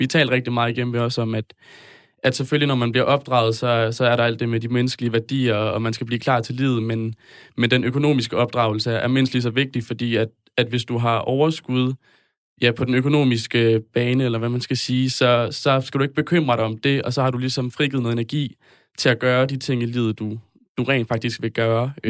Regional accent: north of Aarhus, Central Denmark Region, Denmark; Jeg kommer fra Rigskov, lidt nord for Aarhus.

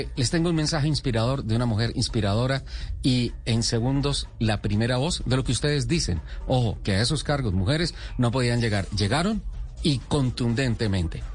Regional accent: San Gil, Santander, Colombia; nací en Sao Gil. En San Gil, Santander

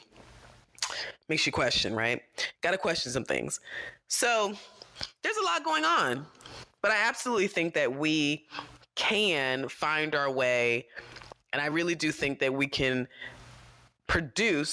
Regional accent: United States; as an American

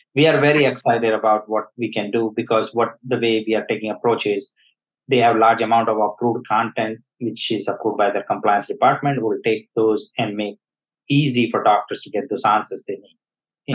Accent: India; moved away; I was born in India. Uh, I grew up there

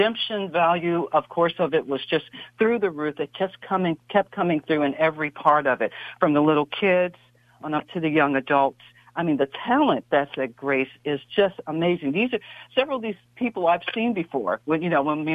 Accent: East Coast, United States; now in Silicon Valley, United States; I'm from the East Coast

